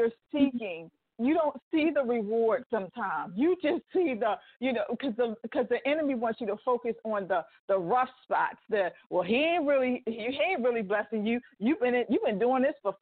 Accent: Baltimore, Maryland, United States; moved away; I'm originally from Baltimore, Maryland

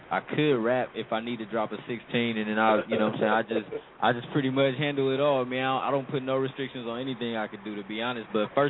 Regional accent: Sacramento, California, United States; moved away as an adult; now in San Francisco Bay Area, United States; So we was born and raised in Sac.

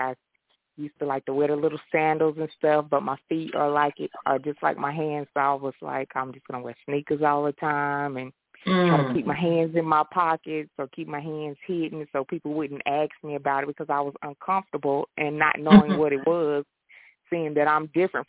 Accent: Greensboro, North Carolina, United States; moved away as an adult; now in Raleigh, United States; I was born in Greensboro, North Carolina, pretty much born and raised there. I recently just moved to Raleigh, North Carolina

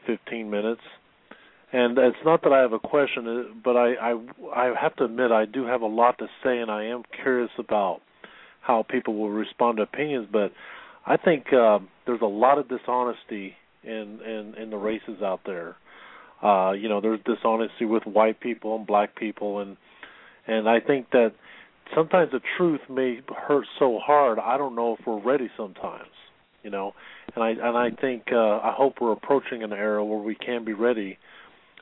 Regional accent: United States; also born or lived in Istanbul, Turkey; Being a foreigner, even though I've been raised in America

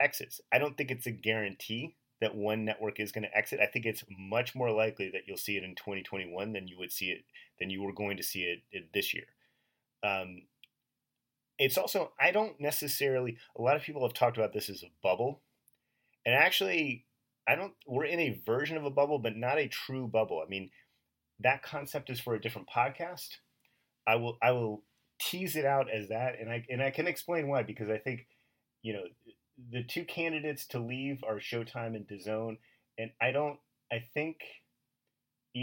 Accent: Pittsburgh, Pennsylvania, United States; I was born in Pittsburgh

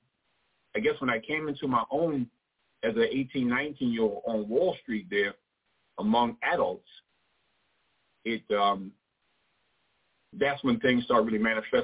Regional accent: New York City, New York, United States; I grew up in Brooklyn. as I said, I'm a New Yorker, native New Yorker

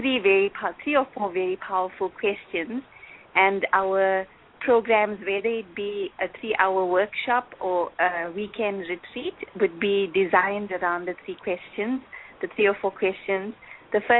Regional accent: South Africa; I'm from South Africa, as you know, and my profile in South Africa within the Brahma Kumaris is that I'm the national coordinator of youth activities

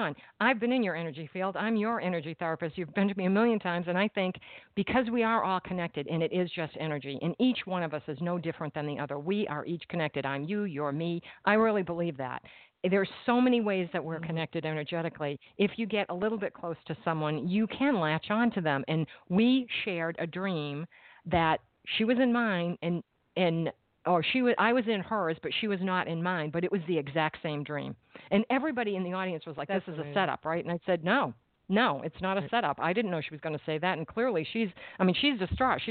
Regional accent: Massachusetts, United States; moved away; I am from Massachusetts, and I lived there at the time

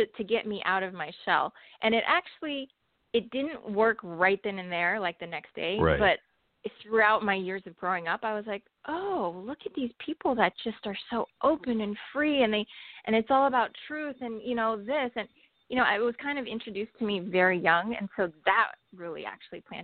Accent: Los Angeles, California, United States; first language Mandarin; English is a second language; also born or lived in Taiwan / San Jose; I was born here

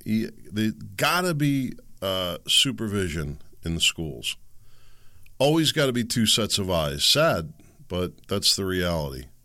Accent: Pennsylvania, United States; growing up in Pennsylvania

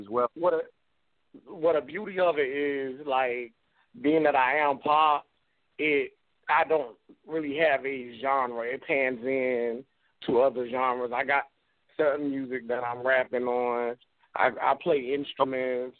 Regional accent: Wilmington, North Carolina, United States; I'm from Wilmington, North Carolina.

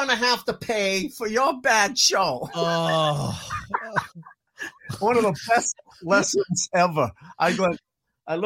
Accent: Boston, Massachusetts, United States; I grew up in the inner city in Boston, the worst section possible. I grew up in Roxbury

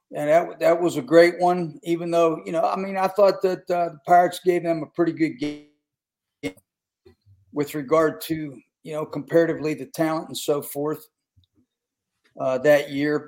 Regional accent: West Virginia, United States; I played ball at school in West Virginia my family are a bunch of coal miners

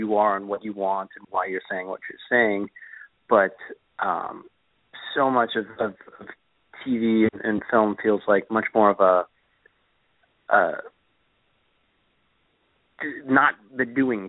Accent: Sacramento, California, United States; moved away as an adult; also born or lived in Los Angeles, United States; now in New York City, United States; I grew up in Sacramento

